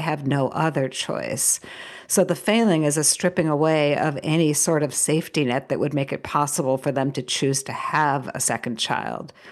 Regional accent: United States; an American living in this moment

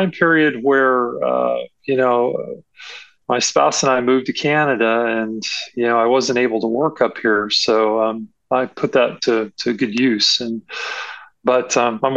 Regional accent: San Antonio, Texas, United States; moved away; also born or lived in Arizona; I was born in San Antonio

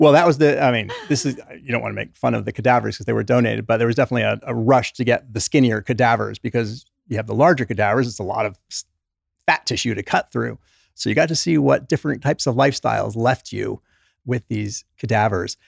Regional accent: England, United Kingdom; also born or lived in New York; now in Utah, United States; Was born in New York, grew up in England

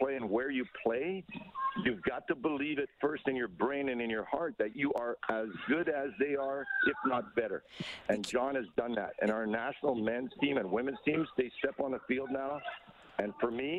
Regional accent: Canada

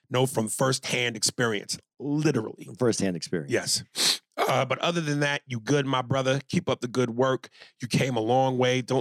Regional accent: Columbus, Ohio, United States; 22, and I'm from Columbus, Ohio.

